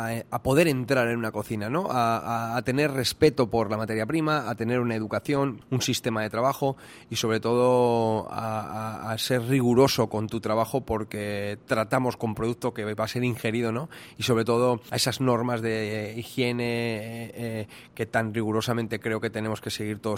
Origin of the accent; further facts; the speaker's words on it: Toledo, Castilla-La Mancha, Spain; moved away as an adult; now in South Korea; mi pueblo, Toledo